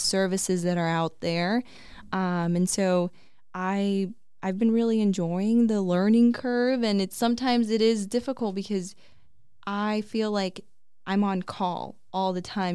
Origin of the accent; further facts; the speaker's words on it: Peoria, Arizona, United States; also born or lived in Flagstaff; it's my hometown